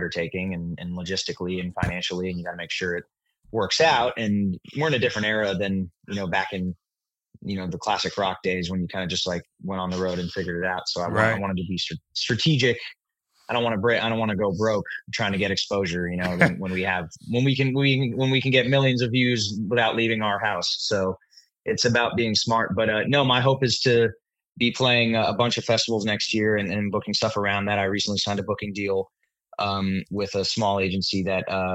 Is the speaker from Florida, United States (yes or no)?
no; Philadelphia Main Line, Pennsylvania, United States; now in Nashville, United States; I'm from the Philadelphia main line